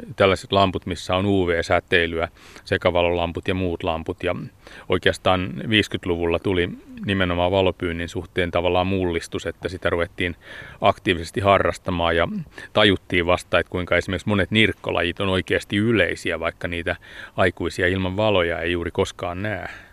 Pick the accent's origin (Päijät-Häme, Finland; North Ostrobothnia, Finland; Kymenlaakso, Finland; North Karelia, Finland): Päijät-Häme, Finland; Hämeenkoski; now in Espoo, Finland; tuolla Hämeenkoskella, mistä mä oon kotoisin